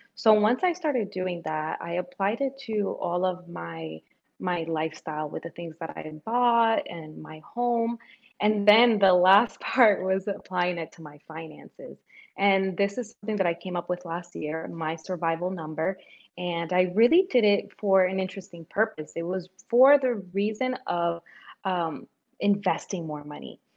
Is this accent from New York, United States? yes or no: yes; New York, United States; also born or lived in Dominican Republic; I grew up in New York, even though I was born in the Dominican Republic.